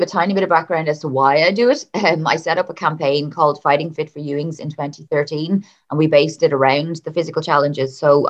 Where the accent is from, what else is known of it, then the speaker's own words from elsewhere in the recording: Dublin, Leinster, Ireland; now in Donegal, Ireland; So I am actually originally from Dublin, but I moved up to Donegal with my family. I think it's over 20 years now.